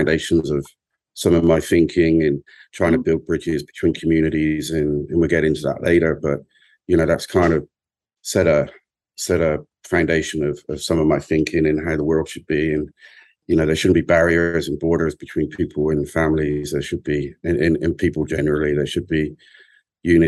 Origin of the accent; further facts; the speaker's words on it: England, United Kingdom; as an Englishman, an English young man, a boy